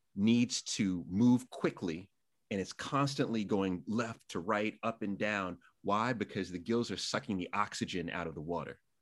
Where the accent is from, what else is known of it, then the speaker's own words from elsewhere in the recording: New York City, New York, United States; also born or lived in Massapequa, Long Island, New York; I grew up in Jamaica, Queens, not the greatest place in the world, moved to Long Island, Massapequa